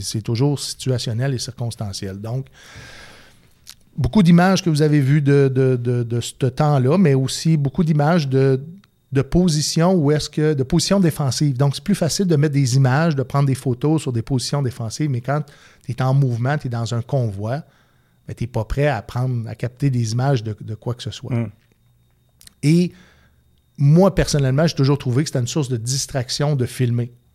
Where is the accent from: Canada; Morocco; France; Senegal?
Canada; Quebec City, Quebec; j'ai grandi au Patro Rocamadour